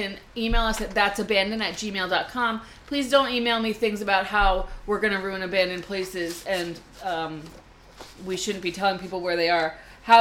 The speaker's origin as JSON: {"language": "English", "region": "New Jersey", "country": "United States", "said": "We also talk too fast because we're from New Jersey."}